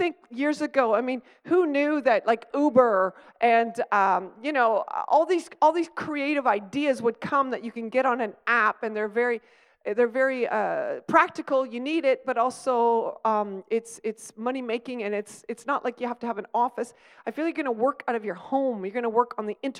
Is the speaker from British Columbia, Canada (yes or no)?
no; Stratford, Ontario, Canada; I grew up in Stratford